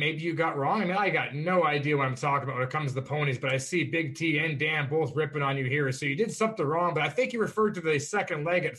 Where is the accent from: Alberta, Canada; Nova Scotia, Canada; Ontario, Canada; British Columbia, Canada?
Ontario, Canada; Toronto; born or raised there